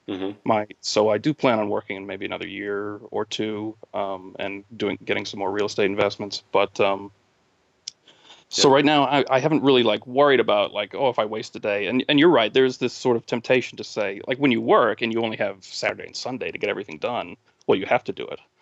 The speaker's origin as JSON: {"language": "English", "region": "New England", "country": "United States", "also_born_or_lived": "New Mexico", "moved": "as an adult", "said": "I'm originally from New England, so I was coming back here"}